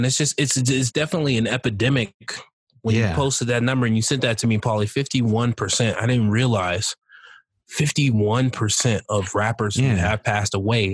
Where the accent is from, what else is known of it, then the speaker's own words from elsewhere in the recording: Colorado Springs, Colorado, United States; I grew up in Colorado Springs. I've been born and raised here